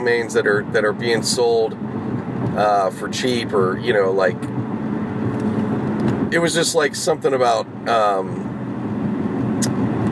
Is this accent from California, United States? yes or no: no; Pittsburgh, Pennsylvania, United States; now in Los Angeles, United States; I was growing up in the Pittsburgh area